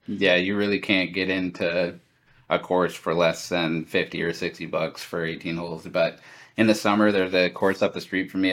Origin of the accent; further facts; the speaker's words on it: Lincoln, Nebraska, United States; moved away as an adult; growing up in Lincoln to, to living in such a huge city now